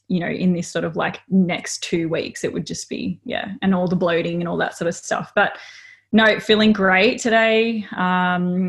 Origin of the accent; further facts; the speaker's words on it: Melbourne, Victoria, Australia; now in Gold Coast, Australia; I wasn't born and bred up here. I was born in Melbourne and sort of transitioned my way up here over time